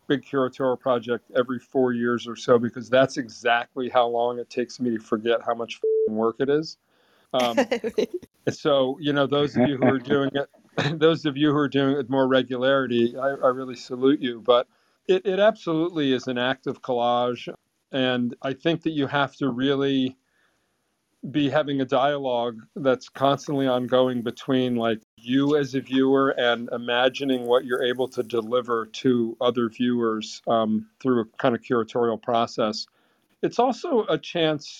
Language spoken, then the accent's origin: English; Vermont, United States; growing up in Vermont